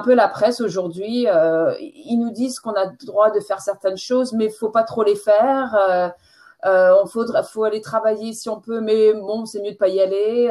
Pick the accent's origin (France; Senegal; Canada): France; accent: French; moved away as an adult; now in England, United Kingdom; J'ai passé 20, ah, première, vingtaine euh, en France et maintenant ça fait un peu plus de 20 ans que je suis en Angleterre